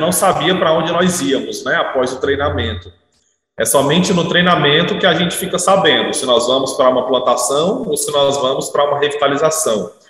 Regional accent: Fortaleza, Ceará, Brazil; moved away as an adult; also born or lived in Manaus; now in Novo Airão, Brazil; Eu sou natural de Fortaleza

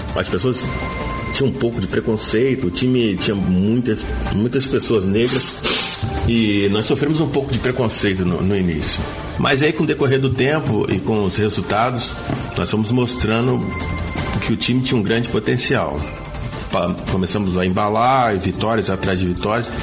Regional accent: Volta Redonda, Rio de Janeiro, Brazil; also born or lived in Goiás / Angra dos Reis; quando eu era moleque em Volta Redonda, eu tinha 8, 9 anos

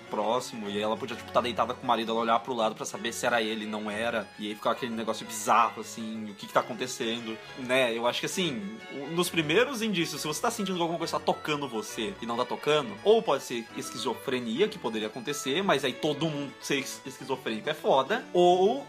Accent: Jundiaí, São Paulo, Brazil; em Jundiaí onde eu nasci

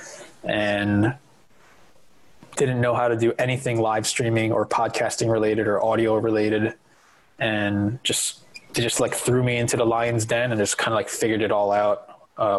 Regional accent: New Jersey, United States; I'm born and raised in New Jersey

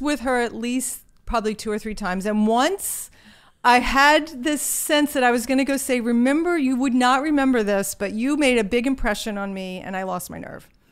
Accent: Virginia, United States; accent: Southern; moved away; I grew up in a small town in Virginia

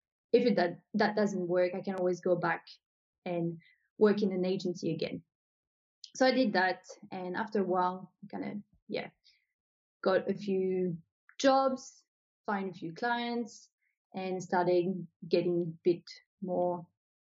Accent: New Caledonia; moved away as an adult; now in Australia; So I'm originally from New Caledonia. So maybe I should say that because people probably can hear my accent and they're like, where is she from? So I was born in New Caledonia and I moved to Australia back in 2012.

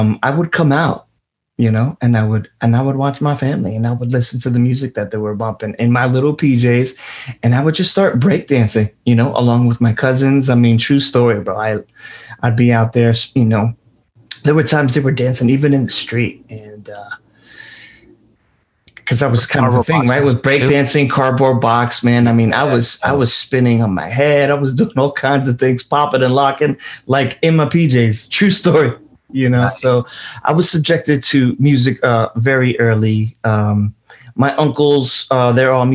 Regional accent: New York City, New York, United States; also born or lived in Brooklyn; I grew up in Queens

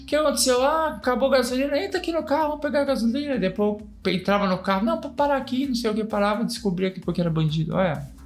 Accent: São Paulo, Brazil; also born or lived in Campinas; eu nasci em Campinas e eu fui pra São Paulo muito pequenininho. Fui pra São Paulo com cinco anos de idade.

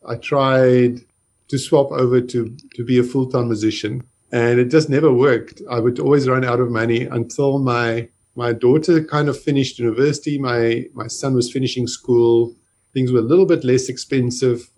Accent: Johannesburg, Gauteng, South Africa; I grew up in Johannesburg in South Africa

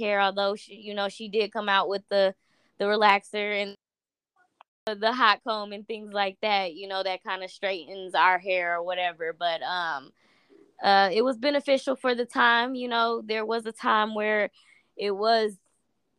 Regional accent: Indianapolis, Indiana, United States; we come from Indianapolis

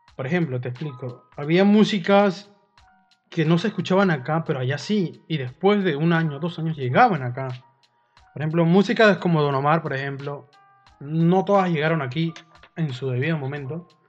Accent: Peru; nosotros somos peruanos

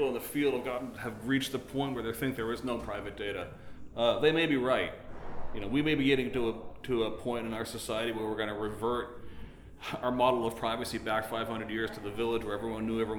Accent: United States; as an American

